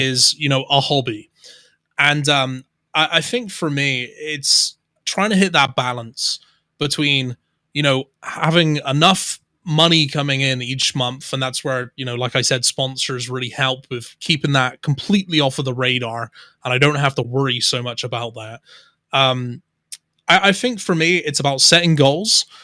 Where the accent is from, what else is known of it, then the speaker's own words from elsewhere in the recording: Somerset, South West England, United Kingdom; accent: Somerset; also born or lived in Bristol; I would say I have more of a Somerseitian accent, which is more of like a rural country accent because that's where I grew up